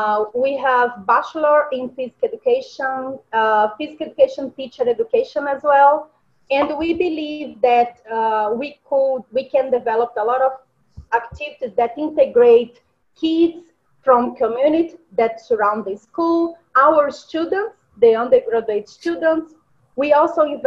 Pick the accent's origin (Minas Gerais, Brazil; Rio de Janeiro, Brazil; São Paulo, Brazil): Minas Gerais, Brazil; English is a second language; moved away as an adult; I was born in the Yellow State, is Minas Gerais state